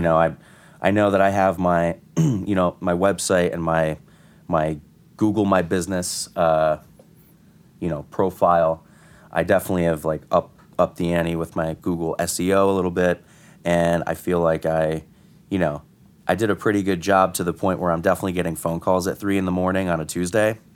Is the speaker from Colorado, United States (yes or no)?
no; Connecticut, United States; moved away as an adult; now in New York, United States; I'm from Connecticut. I'm not from here